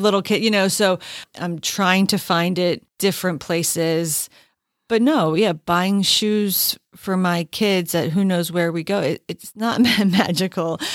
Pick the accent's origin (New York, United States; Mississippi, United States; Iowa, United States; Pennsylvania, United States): Pennsylvania, United States; Allentown; born or raised there